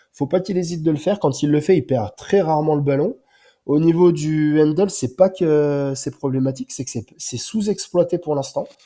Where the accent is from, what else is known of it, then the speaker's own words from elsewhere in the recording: Bourg-en-Bresse, Auvergne-Rhône-Alpes, France; moi, je suis originaire de Bourg-en-Bresse et j'habite juste à côté